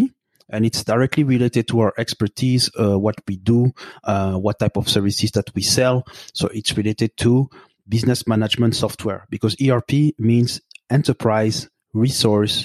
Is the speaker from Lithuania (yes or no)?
no; Belgium; also born or lived in Burundi; now in Montreal, Canada; I have my roots in Burundi, in East Africa. I grew up in Belgium, and now I live in Canada.